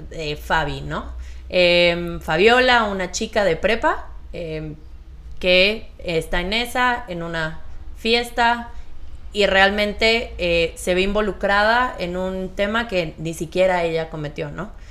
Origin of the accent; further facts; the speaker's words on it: Castro, Los Lagos, Chile; Yo soy de Castro.